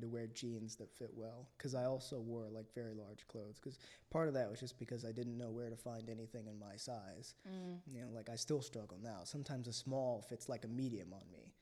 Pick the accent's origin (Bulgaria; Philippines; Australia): Philippines; I was born in the Philippines. My mother's Filipino.